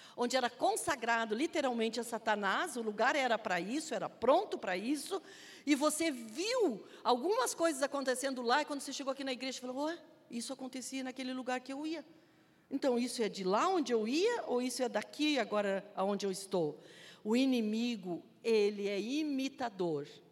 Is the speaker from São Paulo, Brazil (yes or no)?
no; Gaúcho, Rio Grande do Sul, Brazil; como nós somos gaúcho